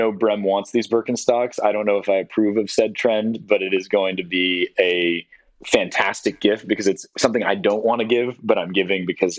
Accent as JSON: {"language": "English", "region": "London", "country": "United Kingdom", "tie": "born or raised there", "also_born_or_lived": "San Francisco, United States", "moved": "yes", "said": "I grew up in London and I moved from San Francisco when I was 6."}